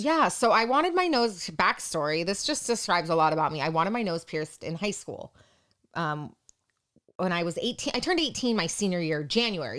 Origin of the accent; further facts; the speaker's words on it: Yorba Linda, California, United States; I was born and raised in Orange County, California, specifically your Belinda.